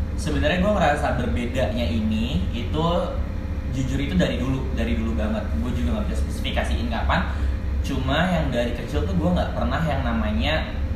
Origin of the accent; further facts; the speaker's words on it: Jakarta, Indonesia; gue asli Jakarta mm. born and raised di Jakarta